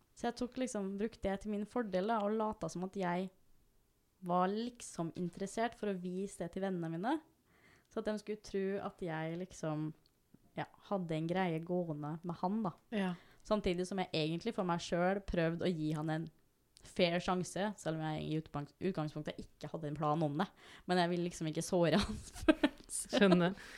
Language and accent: Norwegian; Norway; jeg er født og oppvokst her